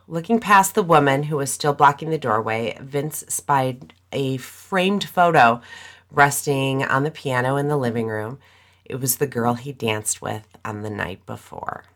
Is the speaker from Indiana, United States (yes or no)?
yes; the Indiana side of Chicago, United States; I grew up on the Indiana side of Chicago